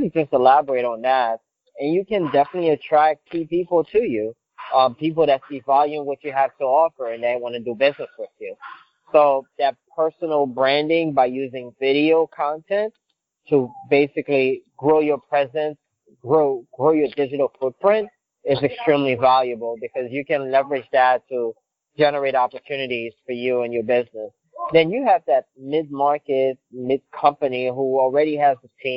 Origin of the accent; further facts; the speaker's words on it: Haiti; first language Haitian Creole; English is a second language; moved away as an adult; also born or lived in New Jersey, United States; now in United States; So I'm originally from Haiti. I've been in the U.S. for about 20 years. English is my third language.